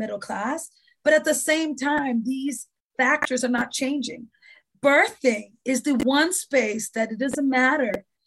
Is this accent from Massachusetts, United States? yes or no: yes; Boston, Massachusetts, United States; I grew up in the Dudley Triangle. I still live in the Dudley Triangle